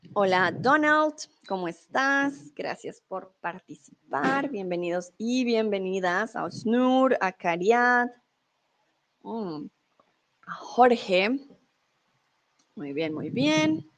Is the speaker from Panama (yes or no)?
no; Colombia; moved away as an adult; also born or lived in Mexico; now in Germany; Soy de Colombia, soy tutora de español aquí en Chatterbox. Em, soy de Colombia, vivo comúnmente en Alemania, pero soy en México.